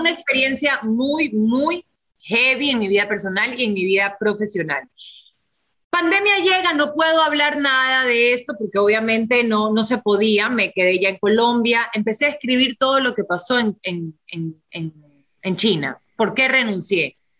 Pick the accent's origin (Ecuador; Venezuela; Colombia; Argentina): Ecuador; pensé en mi país